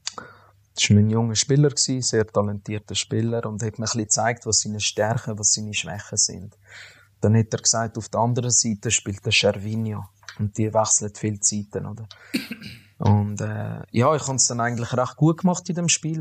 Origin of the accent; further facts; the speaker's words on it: Zurich, Switzerland; ich bin in der Stadt Zürich aufgewachsen